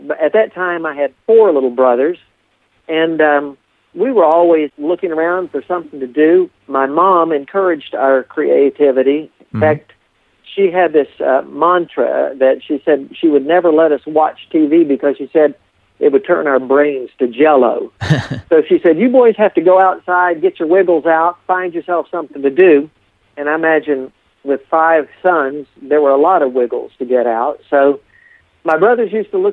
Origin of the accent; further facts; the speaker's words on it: Appalachia, United States; also born or lived in Deep South; when I grew up in this area